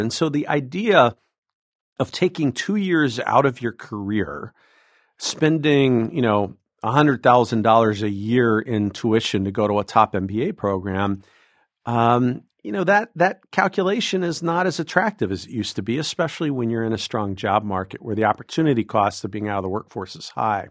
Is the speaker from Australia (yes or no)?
no; Southwest Ohio, United States; moved away as an adult; also born or lived in Massachusetts; now in Illinois, United States; I'm an Ohio boy. Uh, I grew up in Southwest Ohio